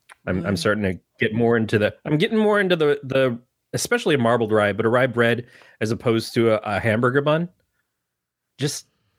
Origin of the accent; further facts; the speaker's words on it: Michigan, United States; that's a home thing for me growing up in Michigan.